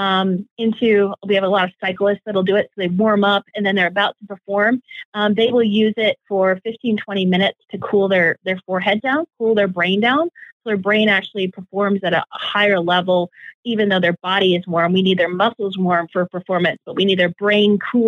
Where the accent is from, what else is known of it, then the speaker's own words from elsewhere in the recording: Edmonton, Alberta, Canada; moved away; Still my hometown, still love being a Canadian, even though it's been years since I've lived there